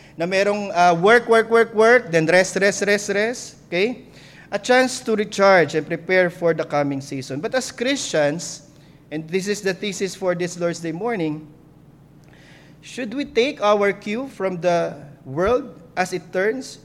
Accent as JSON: {"language": "Tagalog", "country": "Philippines"}